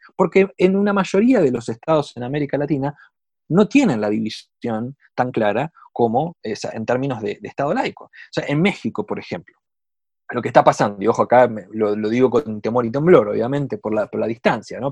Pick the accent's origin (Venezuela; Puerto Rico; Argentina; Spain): Argentina; moved away as an adult; now in Chile; yo, como, mi, acento lo, muestra, soy de Argentina, vivo en Chile ya hace cinco años